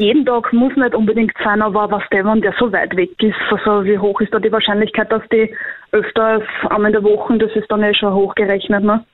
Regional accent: Korneuburg district, Lower Austria, Austria; Bin aus Niederösterreich, Bezirk Korneuburg

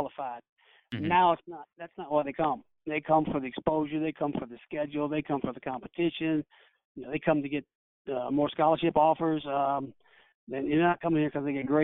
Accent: Kentucky, United States; moved away; I'm from Kentucky

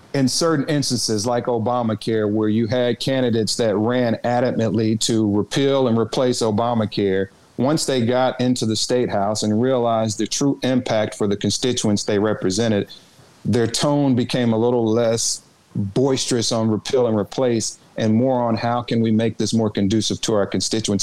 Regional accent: Arkansas, United States; also born or lived in Washington D.C.; my home state under he and his wife when I was a very young boy, and they attended my church

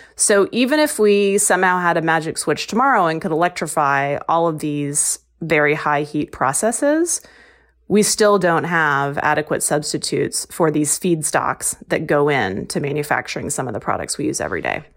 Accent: Texas, United States; moved away; I'm from Texas

